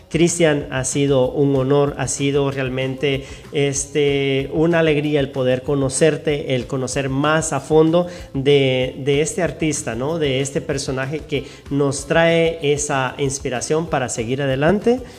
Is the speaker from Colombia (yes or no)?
no; El Progreso, Jutiapa, Guatemala; moved away; de Guatemala, soy de Guatemala